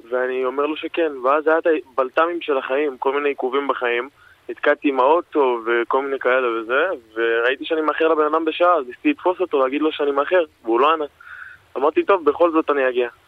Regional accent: Elei Sinai, Gaza envelope, Israel; now in Palmachim, Israel; אנחנו חברים מגיל אפס, אנחנו גדלנו ביחד בעוטף עזה, במושב אלי סיני, פינוי אה, גוש קטיף. אנחנו גרים פה בשכונה בפלמחים, קיבוץ פלמחים, כל השכונה של המפונים.

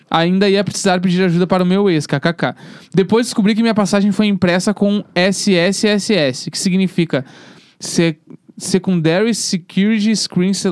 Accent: Mato Grosso, Brazil; born there; now in Minas Gerais, Brazil; eu nasci no Mato Grosso, minha família é toda do Sul, Paraná, Santa Catarina, Rio Grande do Sul, e hoje moro em Minas Gerais.

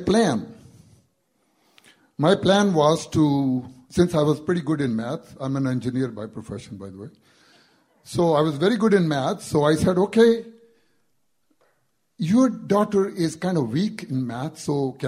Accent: India; English is a second language; moved away as an adult; I'm from India. I've been here since 1972. Back in India, before I came here

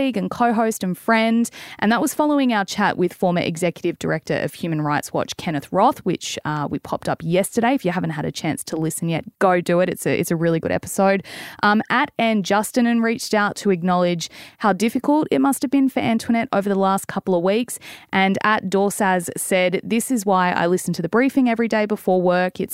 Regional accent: Australia; also born or lived in Melbourne; I'm an Aussie

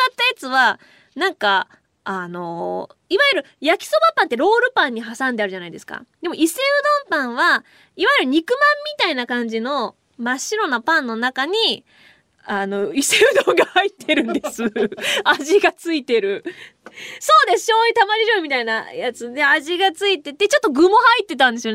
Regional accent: Kuwana, Mie, Japan; moved away; 本当に自分の地元の方なので

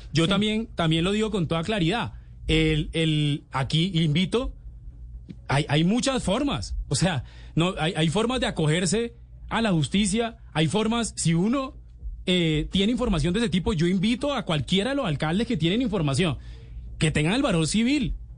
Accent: Valledupar, Cesar, Colombia; moved away; ella es de Valledupar y yo soy de Valledupar

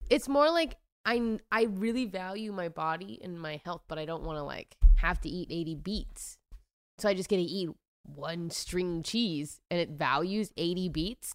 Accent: Washington, United States; I'm from Washington

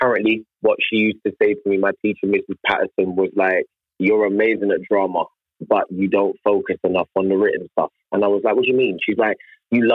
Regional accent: United Kingdom; accent: British

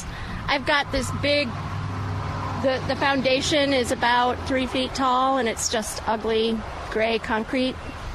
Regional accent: Iowa, United States; moved away as an adult; now in San Antonio, United States; I'm from Iowa originally.

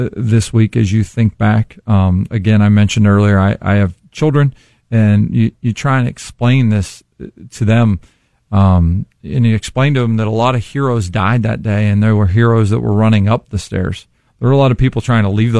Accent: East Liverpool, Ohio, United States; moved away; I lived in East Liverpool at the time

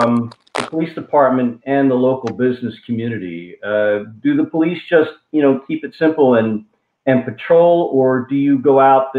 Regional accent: Falls Township, Pennsylvania, United States; So I grew up in Falls Township.

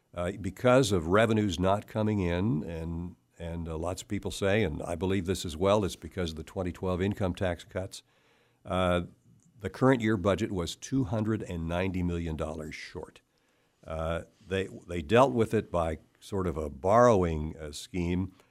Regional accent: Cleveland, Ohio, United States; now in Kansas, United States; I'm originally from Cleveland, Ohio

